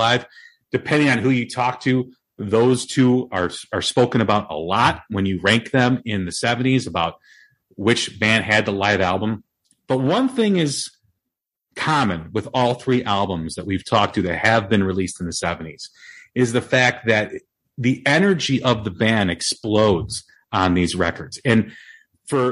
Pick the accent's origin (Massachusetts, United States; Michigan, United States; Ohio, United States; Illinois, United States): Illinois, United States; Chicago; born or raised there